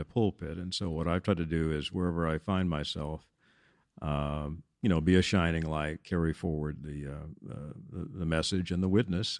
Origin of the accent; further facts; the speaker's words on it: Denton, Texas, United States; also born or lived in Washington, D.C.; I'm a native Texan, was, uh, born and raised in Denton